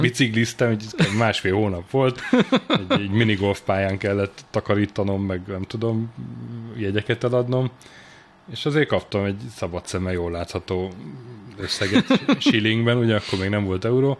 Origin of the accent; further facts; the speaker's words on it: Sopron, Győr-Moson-Sopron, Hungary; én Sopronban születtem, és ott nőttem fel